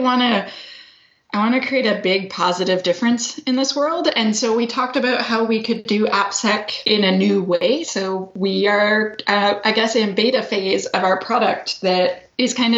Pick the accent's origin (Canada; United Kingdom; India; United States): Canada; accent: Canadian; I'm Canadian. That is the accent you are hearing.